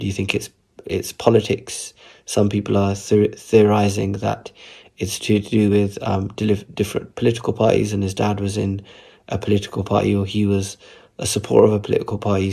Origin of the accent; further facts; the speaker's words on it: Southall, London, United Kingdom; growing up in Southall